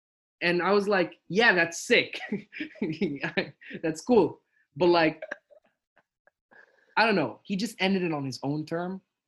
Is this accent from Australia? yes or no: no; Tunisia; also born or lived in France / Abu Dhabi; now in London, United Kingdom; because I was raised in Tunisia until 2008, and then I went to France. Went to Abu Dhabi, and then from Abu Dhabi went to London.